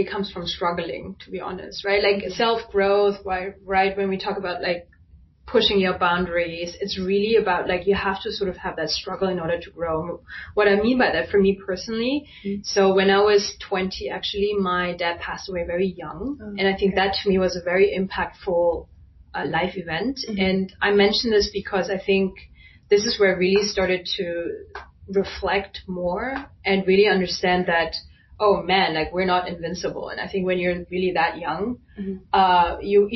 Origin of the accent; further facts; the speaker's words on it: Germany; being Chinese, but growing up in Germany